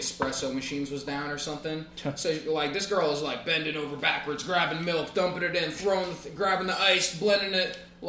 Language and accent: English; Long Island, New York, United States; I'm from Long Island.